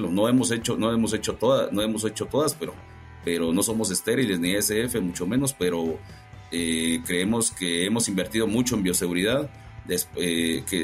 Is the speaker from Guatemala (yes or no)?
yes; Guatemala; siendo guatemalteco, pues no, no, había tenido la oportunidad de trabajar en, en esta corporación.